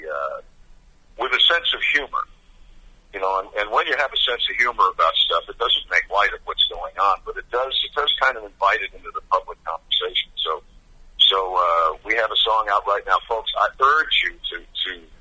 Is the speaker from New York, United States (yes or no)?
yes; Mount Kisco, New York, United States; I was actually 18 from Mount Kisco, New York